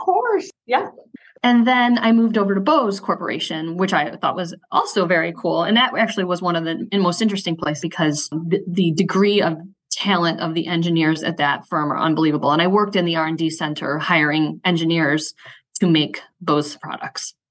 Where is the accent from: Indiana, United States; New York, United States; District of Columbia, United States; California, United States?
New York, United States; Syracuse; moved away as an adult; also born or lived in Ithaca / Chicago; I'm from Syracuse, where I live now. I live, if you know Syracuse, I live in the Tipperary Hill neighborhood. That's where I grew up